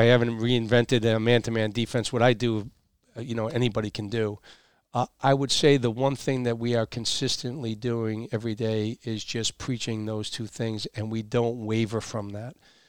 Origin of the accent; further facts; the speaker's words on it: Massachusetts, United States; And from a personal standpoint, I grew up in Massachusetts. My whole family is still there.